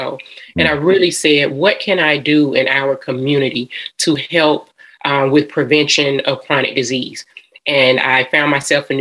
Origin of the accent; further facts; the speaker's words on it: Atlanta, Georgia, United States; I am a Georgia peach. I am from Atlanta, Georgia.